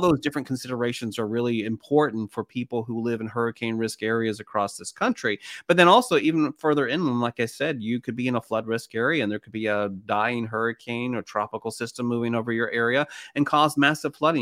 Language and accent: English; Knoxville, Tennessee, United States; I was about nine years old growing up in East Tennessee, Knoxville